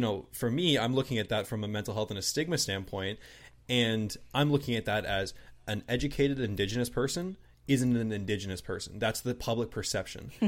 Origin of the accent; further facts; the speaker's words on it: southern New Brunswick, Canada; also born or lived in Toronto; But I'm Canadian